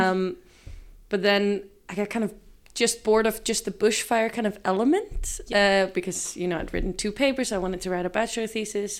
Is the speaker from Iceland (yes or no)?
yes; Reykjavik, Capital Region, Iceland; I grew up in Reykjavik